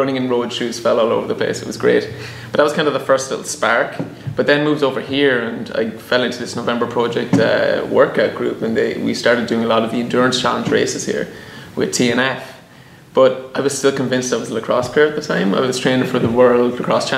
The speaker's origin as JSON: {"language": "English", "region": "southeast of Ireland", "country": "Ireland", "tie": "born or raised there", "moved": "as an adult", "lives_now": "San Francisco, United States", "said": "I'm an Irish fellow that moved here to San Francisco 4 years ago. Grew up on a dairy farm back in the southeast of Ireland."}